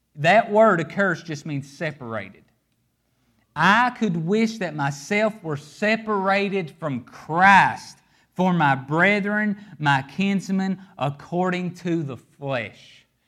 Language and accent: English; Appalachia, United States; I'm from Appalachia.